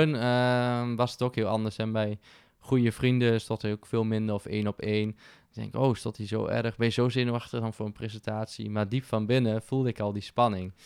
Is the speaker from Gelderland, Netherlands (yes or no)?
yes; Winterswijk, Gelderland, Netherlands; moved away as an adult; now in Arnhem, Netherlands; Ik ben geboren en getogen in Winterswijk, in de Achterhoek.